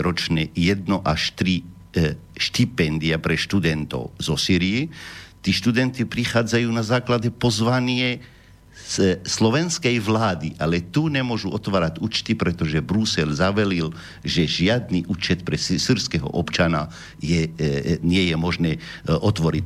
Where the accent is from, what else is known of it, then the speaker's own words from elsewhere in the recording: Homs, Homs Governorate, Syria; Slovak is a second language; now in Slovakia; ja som z Homsu